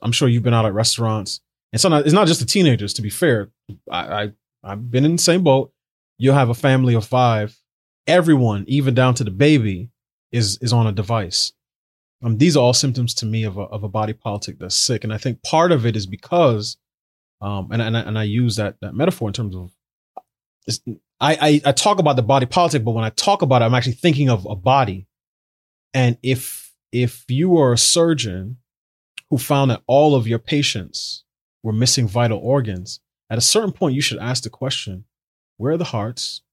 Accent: New York City, New York, United States; I grew up in New York City

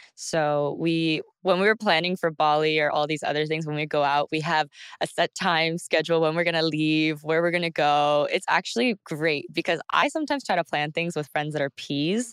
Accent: Texas, United States; I'm from Texas

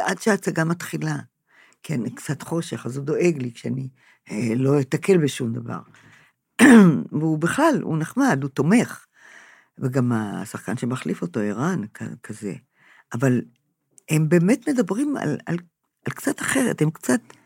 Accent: Israel; אני נולדתי פה, הוריי נולדו פה

